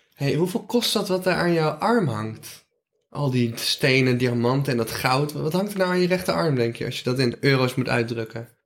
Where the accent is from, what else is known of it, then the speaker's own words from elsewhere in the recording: North Brabant, Netherlands; Ik kom uit Brabant